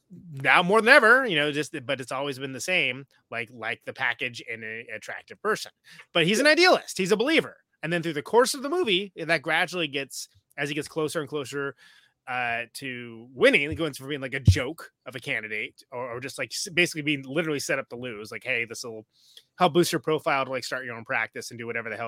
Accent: California, United States; I'm from California, which is.

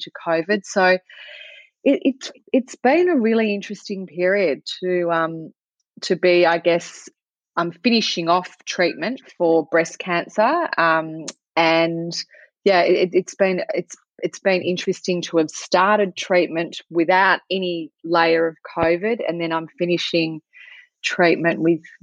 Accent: Australia; also born or lived in Melbourne; It's evening here in Melbourne. I'm from Australia

